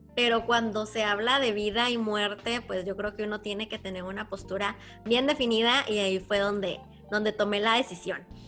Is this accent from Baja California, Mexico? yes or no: yes; Ensenada, Baja California, Mexico; en Ensenada, de donde yo soy